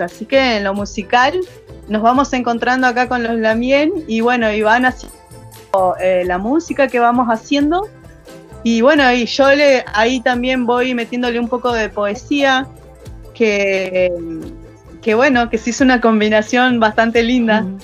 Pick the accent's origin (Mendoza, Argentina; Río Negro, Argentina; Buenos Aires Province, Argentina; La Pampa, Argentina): Río Negro, Argentina; General Roca; soy acá de Fishkum Menocó, eh, nacida y criada acá